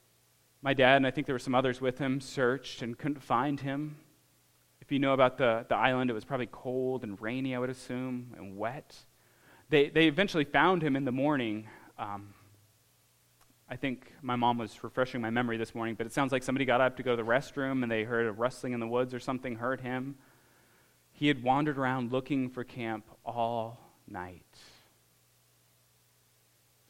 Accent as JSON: {"language": "English", "region": "Alaska", "country": "United States", "tie": "born or raised there", "moved": "yes", "said": "I grew up in Alaska."}